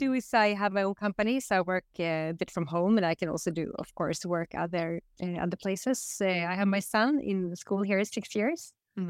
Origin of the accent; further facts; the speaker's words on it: Västerås, Västmanland, Sweden; English is a second language; here in Västerås. After 20 years being away from here, I did grow up here. I wasn't born here, but I grew up here